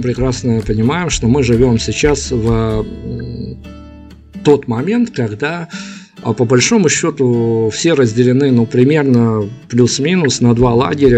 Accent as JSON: {"language": "Russian", "country": "Belarus", "said": "мы из Беларуси"}